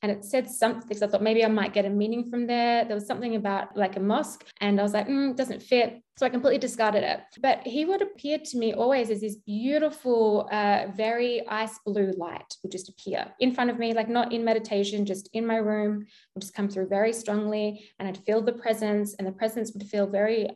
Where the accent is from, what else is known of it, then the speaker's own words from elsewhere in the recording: Australia; accent: Australian; my Australian accent